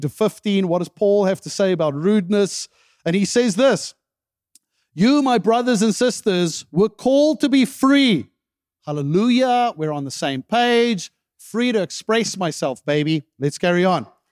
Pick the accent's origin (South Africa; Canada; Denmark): South Africa; moved away; I remember growing up in South Africa